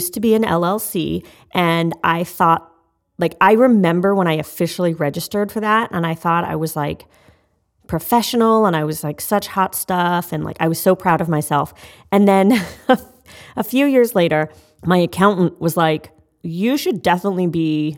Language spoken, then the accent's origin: English; Canada; I'm Canadian.